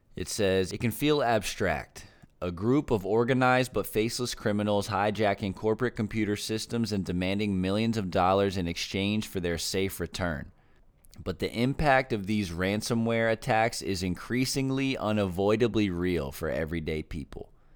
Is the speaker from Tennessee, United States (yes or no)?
no; Philadelphia, Pennsylvania, United States; also born or lived in Brooklyn; my hometown